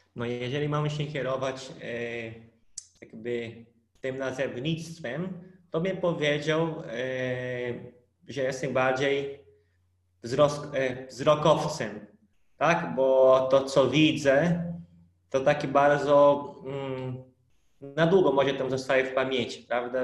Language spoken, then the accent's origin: Polish; Brazil; Polish is a second language; moved away; pochodzę z innego planety, bo Brazylia to trochę inny świat